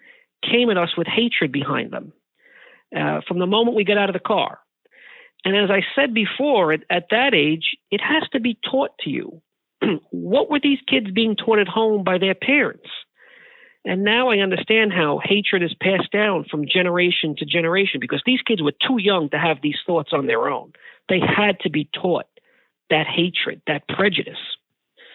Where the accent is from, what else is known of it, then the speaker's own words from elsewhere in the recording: New York City, New York, United States; I grew up in the Bronx in the 1970s and 80s